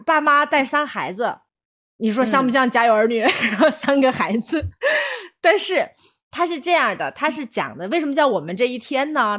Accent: China; 我们中国人那么，那么注重家庭观念

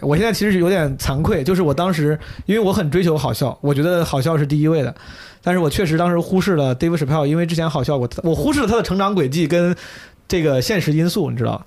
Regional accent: China; 我作为中国人就不 不是很能共情了

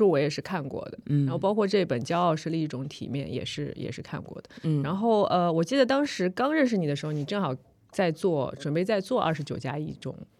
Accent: Shanghai, China; 哦，我刚才还想说，因为我是我们都是上海人。

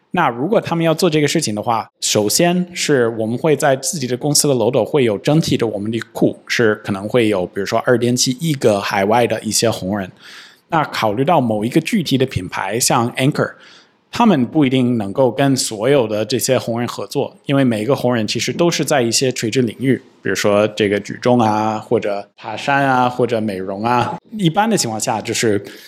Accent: United States; Chinese is a second language; now in China; 我跟Sophia， 我们都是美国人，我们生活在中国

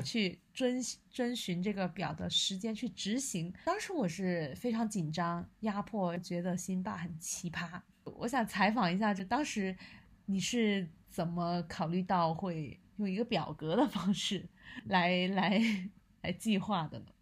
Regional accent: southern China, China; now in Beijing, China; 我是南方人

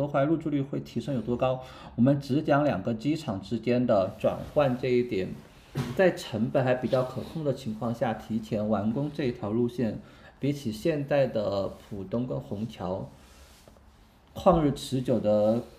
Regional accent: a small county town in central Sichuan, China; 我老家是在四川中部的一个小县城

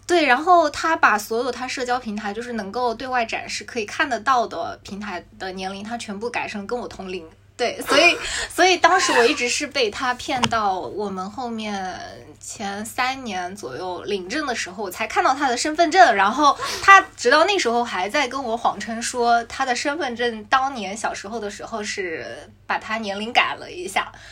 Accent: Jiangsu, China; moved away as an adult; now in Shanghai, China; 因为我老家在江苏，其实离上海是相对比较近的

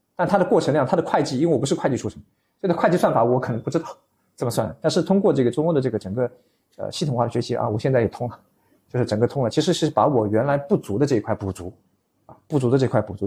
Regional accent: Shanghai, China; 我是上海人，啊，我土生土长上海人

